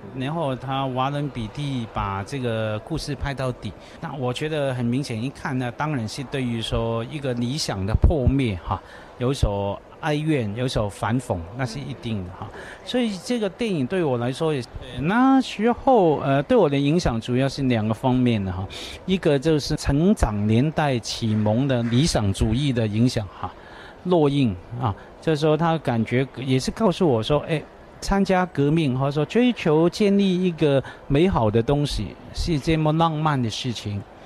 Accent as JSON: {"language": "Chinese", "country": "Hong Kong", "also_born_or_lived": "Taiwan", "second_language": "Chinese", "said": "我香港人去读书"}